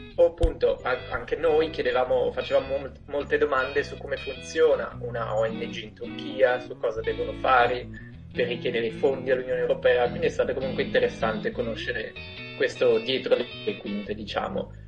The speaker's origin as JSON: {"language": "Italian", "town": "Corno di Rosazzo", "region": "Friuli-Venezia Giulia", "country": "Italy", "also_born_or_lived": "Milan", "said": "vengo da un piccolo paese in provincia di Udine che si chiama Corno di Rosazzo"}